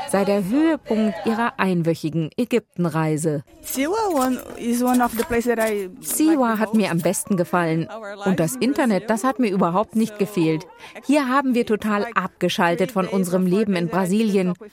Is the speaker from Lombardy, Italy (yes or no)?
no; Rimini, Emilia-Romagna, Italy; In Italien essen wir sie uh, immer zu Weihnachten, jedenfalls in meiner Heimatstadt Rimini.